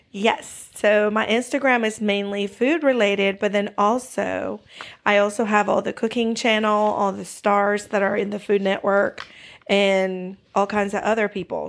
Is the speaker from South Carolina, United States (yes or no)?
yes; Greenville, South Carolina, United States; We are actually from Greenville, South Carolina. We are down here in the South